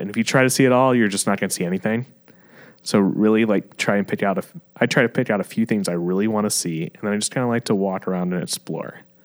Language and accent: English; Fort Mill, South Carolina, United States; moved away as an adult; also born or lived in Charlotte, North Carolina / New York; growing up back then in Fort Mill and Charlotte